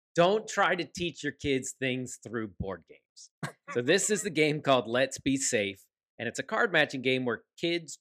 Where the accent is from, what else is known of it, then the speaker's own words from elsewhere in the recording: Pennsylvania, United States; moved away; I grew up in Pennsylvania